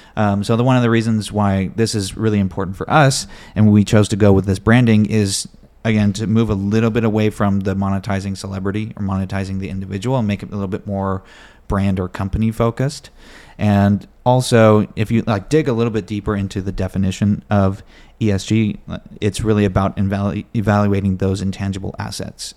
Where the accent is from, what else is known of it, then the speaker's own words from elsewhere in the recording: Bay Area, California, United States; born and raised in the Bay Area, California